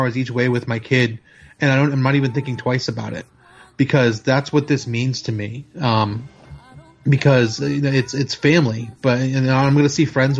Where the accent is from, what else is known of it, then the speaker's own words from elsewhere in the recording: Boston, Massachusetts, United States; now in Chattanooga, United States; I live in Chattanooga now, but I'm originally from the Boston area